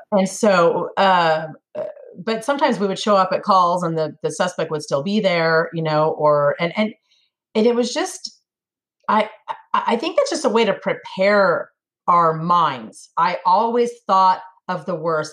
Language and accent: English; Sacramento, California, United States; moved away as an adult; now in Tennessee, United States; born and raised in California. I lived in Sacramento all my life